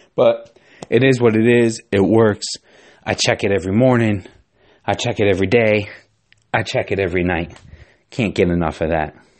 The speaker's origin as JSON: {"language": "English", "area": "Giants and Jets territory", "region": "East Coast", "country": "United States", "tie": "born or raised there", "said": "I grew up on the East Coast"}